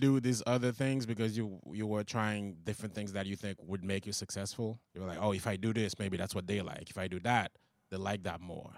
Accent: Haiti; English is a second language; moved away as an adult; also born or lived in Long Island, New York; now in United States; I came here from Haiti.

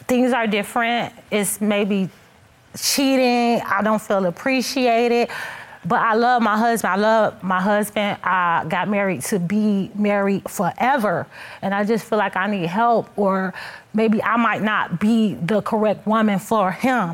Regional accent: Detroit, Michigan, United States; moved away; we're originally from Detroit, Michigan

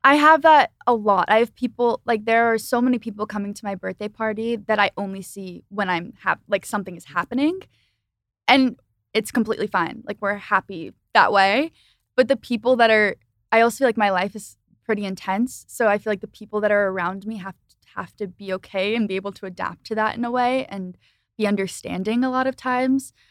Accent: Philadelphia, Pennsylvania, United States; I lived in, I grew up in Philly

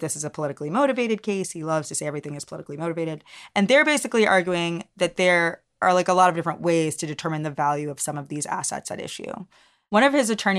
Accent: the South, United States; we're both Black from the South

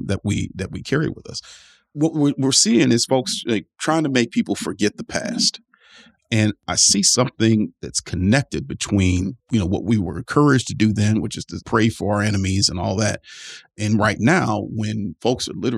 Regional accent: Cleveland, Ohio, United States; my hometown of Cleveland

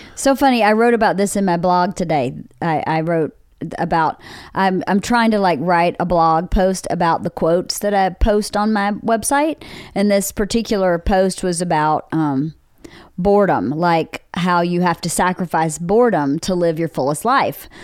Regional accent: Bowdon, Georgia, United States; moved away as an adult; now in Los Angeles, United States; in rural Georgia, in Bowdoin, Georgia, in my hometown

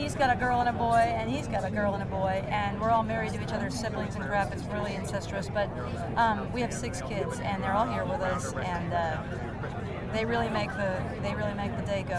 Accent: Seattle, Washington, United States; We're from Seattle.

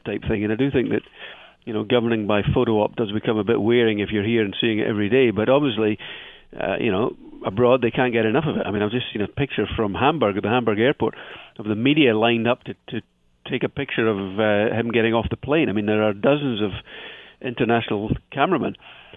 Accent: Scottish Borders, Scotland, United Kingdom; I'm from the Borders area

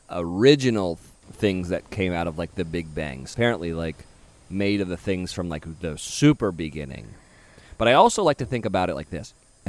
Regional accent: Carmel, California, United States; we live in California. I'm from Carmel.

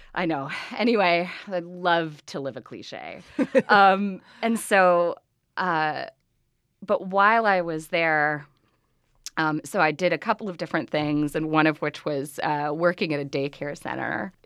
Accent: Chicago, Illinois, United States; I grew up in Chicago

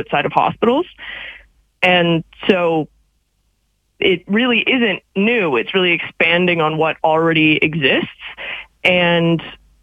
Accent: Canada

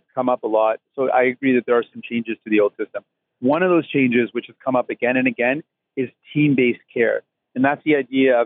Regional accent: Windsor, Ontario, Canada; moved away; when I was growing up in Windsor

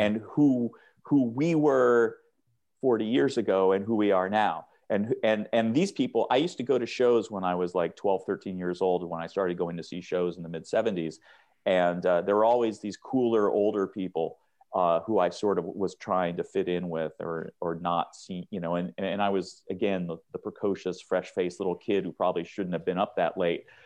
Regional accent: Seattle, Washington, United States; I grew up in Seattle

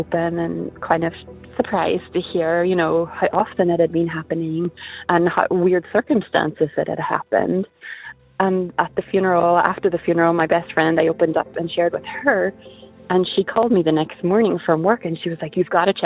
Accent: Northern Ireland, United Kingdom; now in Indiana, United States; I'm from Northern Ireland, but I live in Indiana

